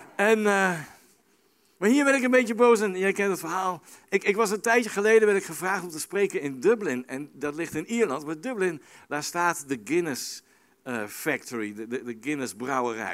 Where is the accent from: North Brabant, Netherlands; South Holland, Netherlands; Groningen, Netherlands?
South Holland, Netherlands; The Hague; Ik kom uit Den Haag